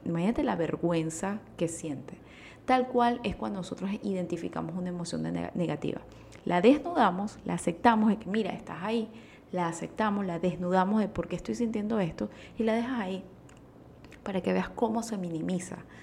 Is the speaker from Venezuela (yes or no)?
yes; Venezuela; utilizo esos términos venezolanos